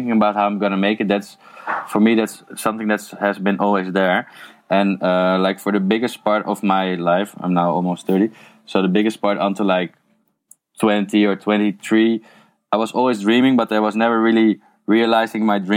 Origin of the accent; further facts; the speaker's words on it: a village next to Amsterdam, North Holland, Netherlands; English is a second language; moved away as an adult; now in Eindhoven, Netherlands; I was born in Amsterdam, and then I grew up in a village next to it